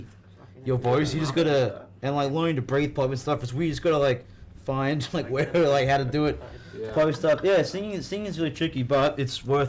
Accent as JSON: {"language": "English", "town": "Sydney", "region": "New South Wales", "country": "Australia", "said": "From Sydney, yeah. We're both Sydney"}